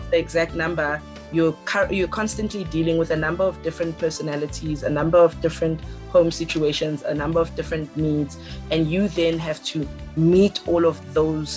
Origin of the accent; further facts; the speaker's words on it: Alberton, Gauteng, South Africa; I am from Alberton, which is in the East Rand. A small little a dorpie